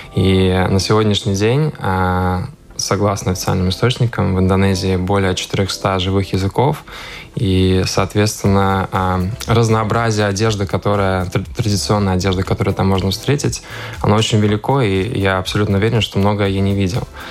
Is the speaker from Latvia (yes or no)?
yes; Riga, Latvia; also born or lived in Indonesia; я рижанин, я родился в Риге